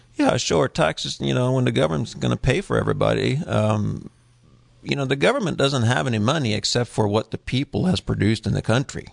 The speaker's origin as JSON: {"language": "English", "country": "Norway", "tie": "born or raised there", "moved": "yes", "said": "I was born in Norway"}